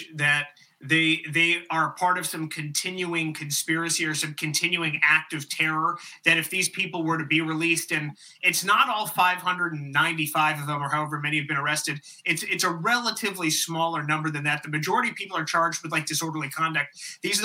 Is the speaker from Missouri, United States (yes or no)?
no; Calabasas, California, United States; moved away as an adult; I lived there for 18 years. I grew up outside of Los Angeles